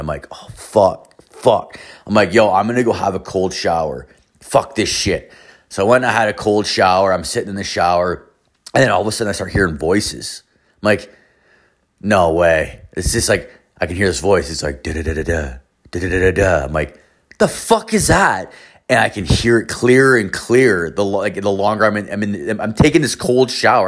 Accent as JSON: {"language": "English", "country": "Canada", "said": "we're from Canada"}